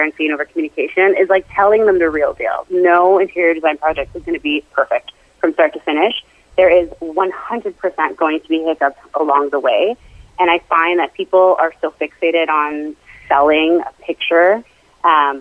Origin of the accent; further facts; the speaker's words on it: Toronto, Ontario, Canada; moved away; I am originally from Toronto, Canada